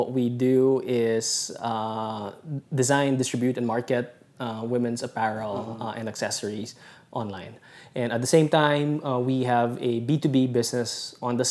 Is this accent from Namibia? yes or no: no; Philippines; moved away as an adult; also born or lived in Singapore / Boston; I was away from the Philippines for 7 years.